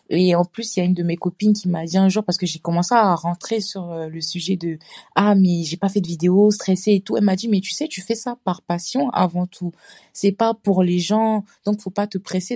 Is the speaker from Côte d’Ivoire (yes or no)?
yes; Côte d’Ivoire; also born or lived in Senegal (ancestry); now in Strasbourg, France; je suis ivoirienne, d'origine sénégalaise aussi. Et euh, je vis à Strasbourg en France